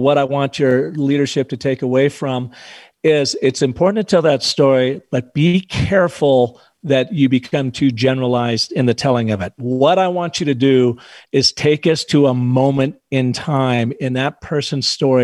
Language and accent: English; Pacific Northwest, United States; also born or lived in northern Arizona; now in Arizona, United States; I grew up in the Pacific Northwest, and our babysitter was Stevens Pass